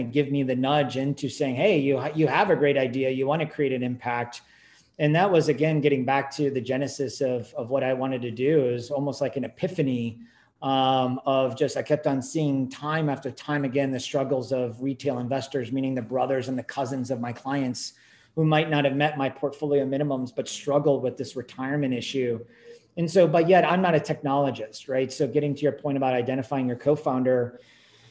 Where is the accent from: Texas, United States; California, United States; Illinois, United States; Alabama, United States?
California, United States; Silicon Valley; I grew up in Silicon Valley